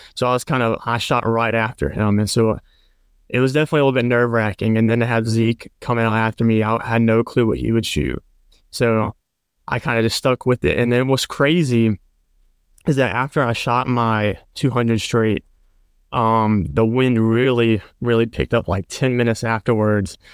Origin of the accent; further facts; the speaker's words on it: Perkinston, Mississippi, United States; I'm from Mississippi. It's near the coast in a town called Perkinston.